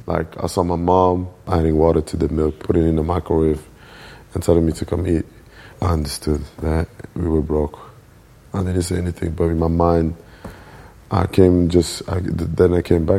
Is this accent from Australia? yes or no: no; Brussels, Brussels-Capital Region, Belgium; English is a second language; So it was good for me to grow up there. But I would say Molenbeek, you know, is a diverse area, you know. It's the hood.